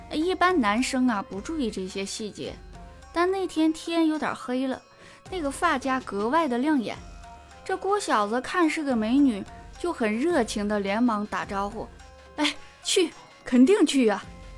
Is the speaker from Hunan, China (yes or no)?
no; Harbin, Heilongjiang, China; 我本人呢，是来自美丽的槟城哈尔滨，呃，是个地道的东北女孩